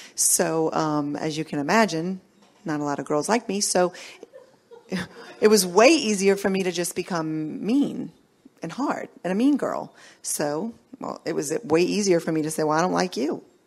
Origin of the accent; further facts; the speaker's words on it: New Orleans, Louisiana, United States; I grew up here in New Orleans